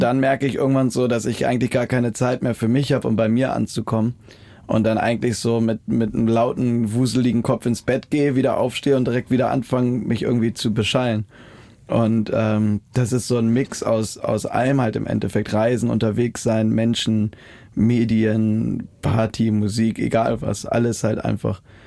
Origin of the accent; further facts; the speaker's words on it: Germany; moved away; an der Ostsee, so in der Heimat